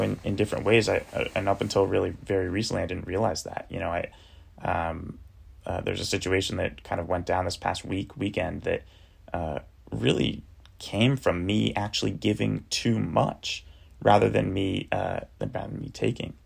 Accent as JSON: {"language": "English", "area": "Cape Cod", "region": "Massachusetts", "country": "United States", "tie": "born or raised there", "said": "my little cottage house that I grew up in in Cape Cod, Massachusetts"}